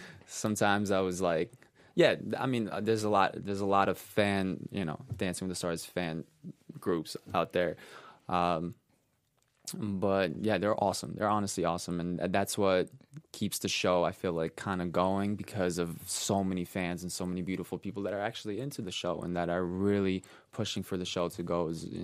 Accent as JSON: {"language": "English", "region": "New York", "country": "United States", "tie": "born or raised there", "said": "and I grew up in New York, let's say"}